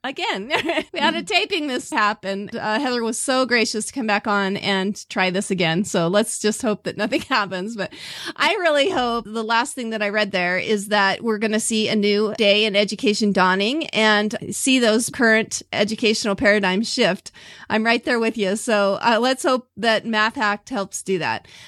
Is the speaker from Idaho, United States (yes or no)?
yes; Southeast Idaho, United States; born and raised here in Southeast Idaho